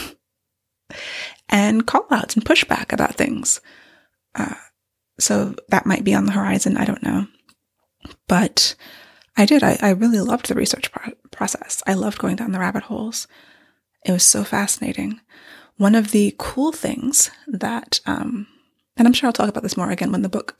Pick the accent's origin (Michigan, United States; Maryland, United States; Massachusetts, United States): Maryland, United States; I grew up in Maryland since I was 9 years old.